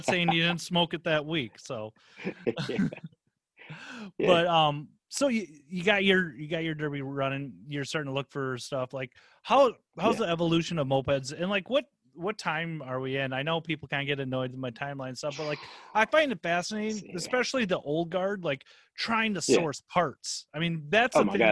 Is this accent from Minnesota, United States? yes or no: yes; Minnesota, United States; I was born and bred in Minnesota.